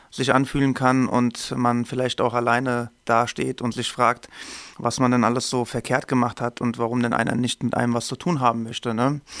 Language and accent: German; Hesse, Germany; Ich komme aus dem Main-Taunus-Kreis, bin verheiratet, habe noch keine Kinder.